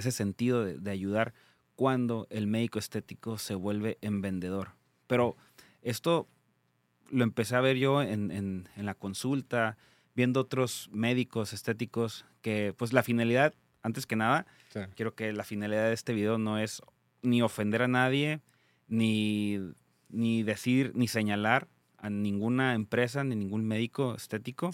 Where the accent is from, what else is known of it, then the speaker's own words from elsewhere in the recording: Tijuana, Baja California, Mexico; soy de Tijuana, Baja California